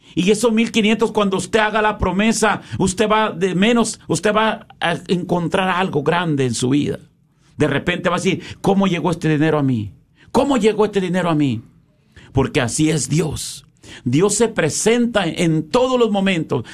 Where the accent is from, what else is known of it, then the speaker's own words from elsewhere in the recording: Mexico; now in United States; como hacíamos en México